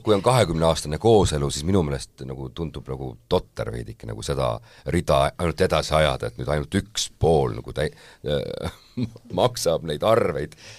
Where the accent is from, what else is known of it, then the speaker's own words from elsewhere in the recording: Saare County, Estonia; ma olen Saaremaalt pärit